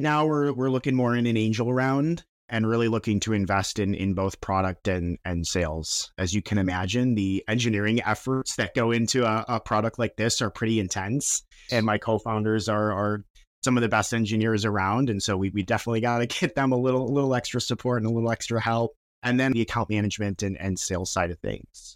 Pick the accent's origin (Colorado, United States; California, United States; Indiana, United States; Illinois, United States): Illinois, United States; Chicago; we're from Chicago and we were, we launched in Chicago